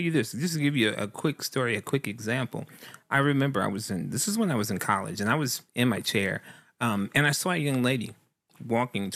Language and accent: English; the South, United States; I'm a guy from the South